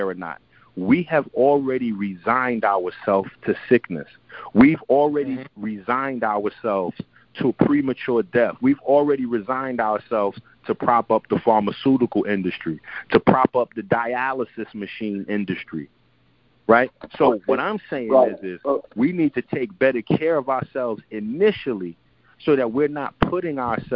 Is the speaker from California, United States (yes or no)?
no; New York City, New York, United States; I'm Haitian. I'm from the Bronx